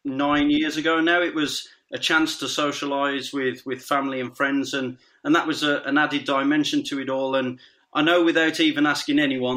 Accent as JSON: {"language": "English", "town": "Quarry Bank", "region": "West Midlands", "country": "United Kingdom", "tie": "born or raised there", "said": "I was born in Quarry Bank, which is literally 5 minutes from the old Dudley Wood Stadium."}